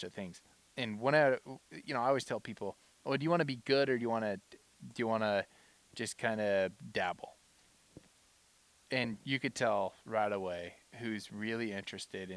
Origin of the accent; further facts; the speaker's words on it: La Pine, Oregon, United States; I grew up in Lapine, Oregon